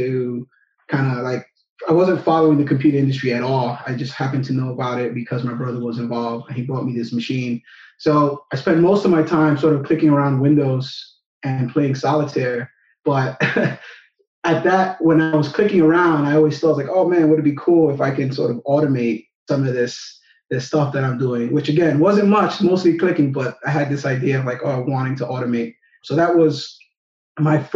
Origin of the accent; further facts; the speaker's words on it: New York, United States; born and raised in New York.